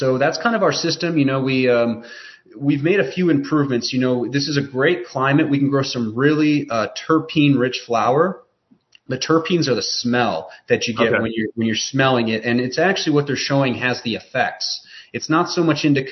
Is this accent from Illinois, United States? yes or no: yes; Chicago, Illinois, United States; now in Western North Carolina, United States; I'm from Chicago, but we're down in Western North Carolina